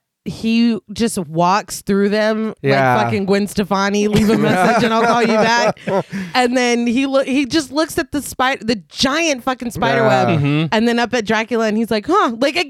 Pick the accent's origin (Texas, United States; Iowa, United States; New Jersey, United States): Texas, United States; I'm a Texan.